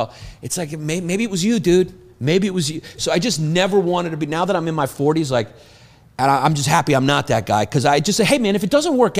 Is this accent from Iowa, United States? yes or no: no; New York, United States; I grew up in, like, New York when it was, like, bad